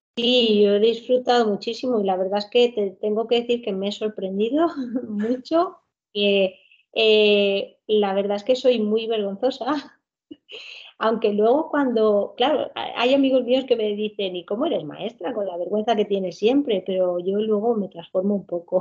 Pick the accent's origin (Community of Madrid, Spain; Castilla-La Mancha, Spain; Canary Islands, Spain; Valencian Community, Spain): Valencian Community, Spain; Alcoy; vivo y soy de aquí, no, no me he movido. Soy de Alcoy, Alicante